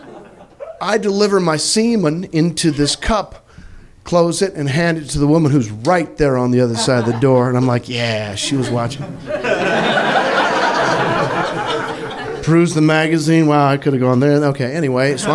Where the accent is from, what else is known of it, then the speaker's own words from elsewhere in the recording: Missouri, United States; I'm from Missouri.